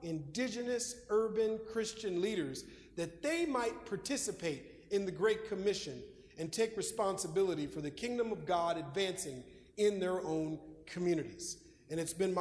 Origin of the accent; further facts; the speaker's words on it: Minneapolis, Minnesota, United States; moved away; my childhood, growing up in Minneapolis, Minnesota